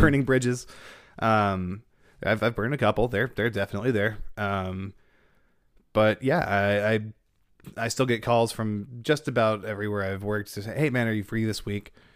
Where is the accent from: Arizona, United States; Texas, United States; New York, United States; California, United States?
Texas, United States; Denton; growing up in Denton